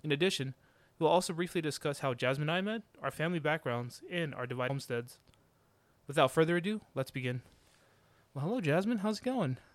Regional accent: Georgia, United States; I've lived my, the majority of my life here in Georgia since I was nine, so pretty much my home state now at this point.

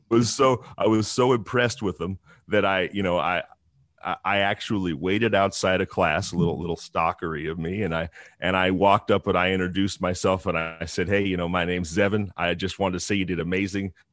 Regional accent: Northern California, United States; I grew up in Northern California in the middle of the woods, off the power grid

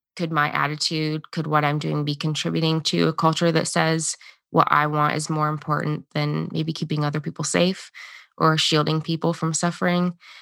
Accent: United States; the identity we've been given as Americans

